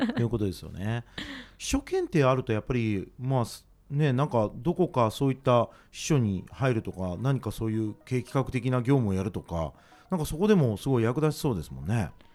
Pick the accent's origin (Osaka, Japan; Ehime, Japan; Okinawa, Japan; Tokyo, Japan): Osaka, Japan; 僕は大阪出身なので